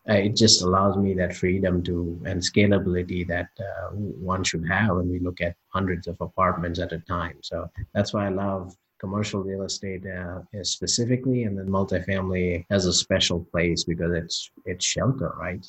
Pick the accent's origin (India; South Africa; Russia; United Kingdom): India; moved away; I grew up part of a family of business owners growing up in India